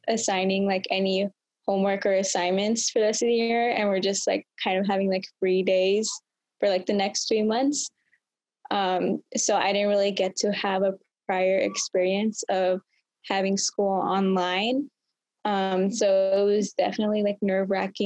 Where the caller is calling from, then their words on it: West Covina, California, United States; I'm calling from West Covina, California, which is just outside of Los Angeles